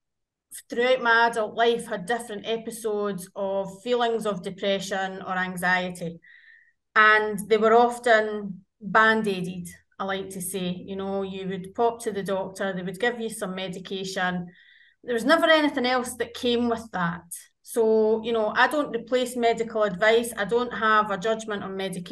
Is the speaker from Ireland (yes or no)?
no; Scotland, United Kingdom; I am very much Scottish